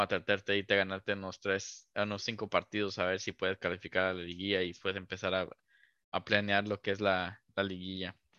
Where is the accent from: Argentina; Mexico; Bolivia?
Mexico; crecer como, mexicanos